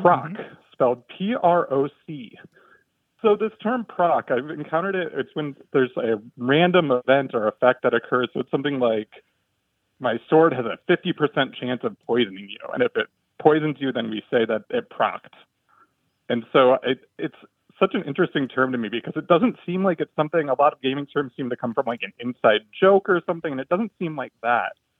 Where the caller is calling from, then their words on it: Washington, District of Columbia, United States; I'm calling from Washington, D C.